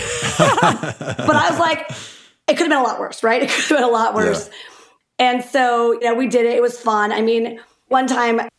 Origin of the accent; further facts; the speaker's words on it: DeForest, Wisconsin, United States; also born or lived in Windsor, Wisconsin; Growing up in DeForest or, you know, Windsor, right there